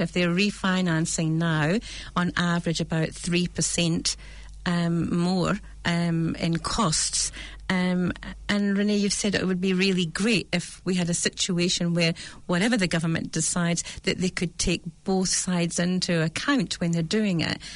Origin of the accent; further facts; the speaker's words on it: United Kingdom; accent: British; now in New Zealand; you can hear my accent from, from mm-hmm. Britain